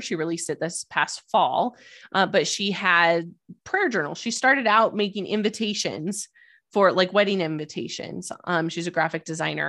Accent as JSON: {"language": "English", "region": "Idaho", "country": "United States", "tie": "born or raised there", "also_born_or_lived": "Albuquerque, New Mexico / East Coast / West Coast", "moved": "as an adult", "lives_now": "Denver, United States", "said": "I was born and raised in Idaho."}